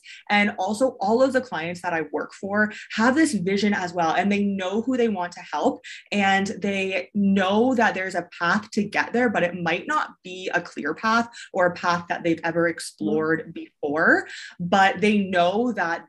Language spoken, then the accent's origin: English; Canada; first language English; moved away as an adult; also born or lived in China; So I am originally from Canada. I don't live in Canada. I haven't for quite a while, but I'm originally from Canada. And so I grew up, I went to high school, I went to university there